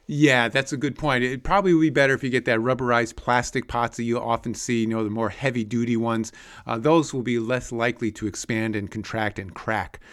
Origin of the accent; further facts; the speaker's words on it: Connecticut, United States; when I was a kid growing up in Connecticut